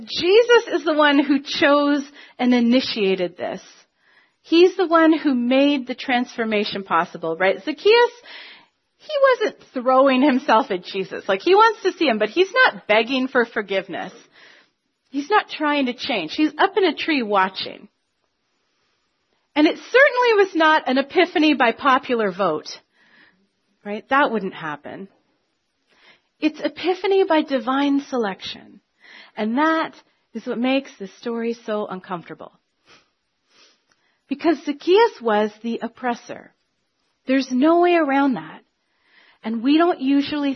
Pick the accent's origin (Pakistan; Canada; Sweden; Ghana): Canada; we're Canadian